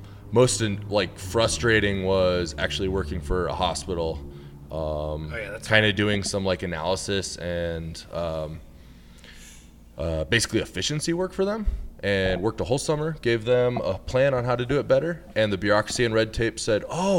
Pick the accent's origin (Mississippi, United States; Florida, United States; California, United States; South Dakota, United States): South Dakota, United States; Rapid City; That's my hometown